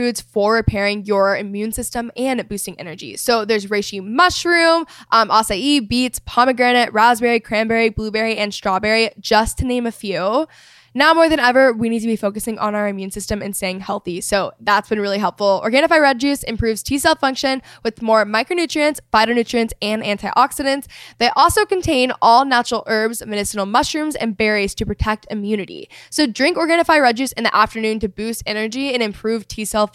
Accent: Texas, United States; I'm from Texas

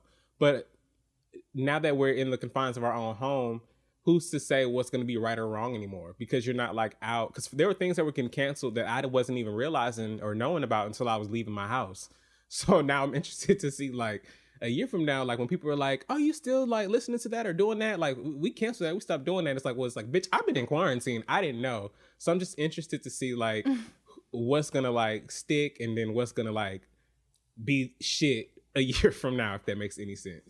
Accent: Atlanta, Georgia, United States; now in New York, United States; I'm from Atlanta.

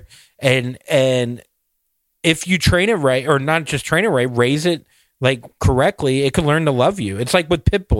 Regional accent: Florida, United States; I'm from Florida

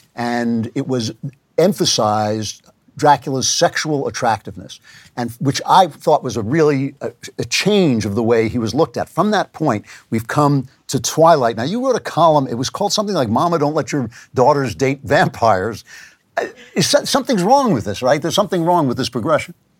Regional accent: United States; I am an American

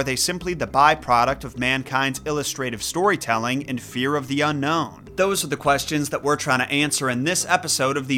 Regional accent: Midwest United States, United States; an English speaker from the Midwest United States

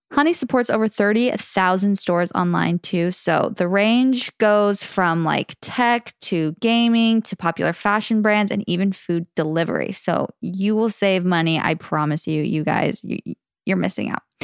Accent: the Valley, Arizona, United States; accent: Valley Girl; we grew up in the valley

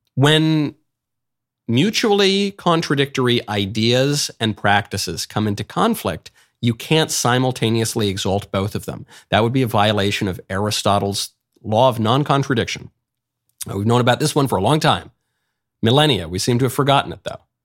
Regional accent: New York City, New York, United States; I'm a New Yorker. I was raised in New York, born in New York

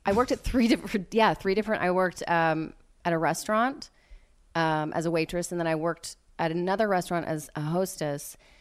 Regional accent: West Texas, United States; moved away; I grew up mostly in West Texas near, um, y-, you know, the Friday Night Lights franchise

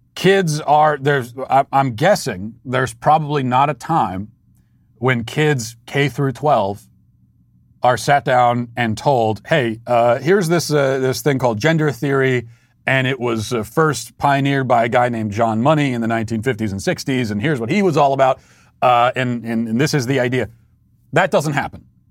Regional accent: United States; As the American people

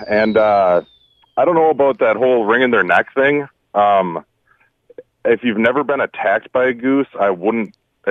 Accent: Wisconsin, United States; Growing up in Wisconsin, we grew up on a lake south of Eagle River.

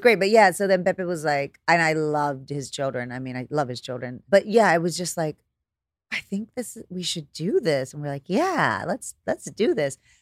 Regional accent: Corpus Christi, Texas, United States; moved away as an adult; also born or lived in California; I'm from Corpus

